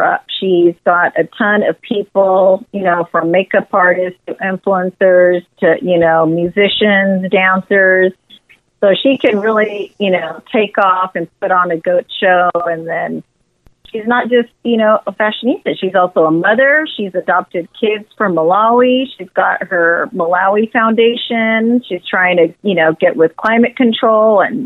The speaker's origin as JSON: {"language": "English", "region": "Texas", "country": "United States", "tie": "born or raised there", "also_born_or_lived": "Los Angeles, California", "said": "We moved here to Texas when I was about 8 in third grade."}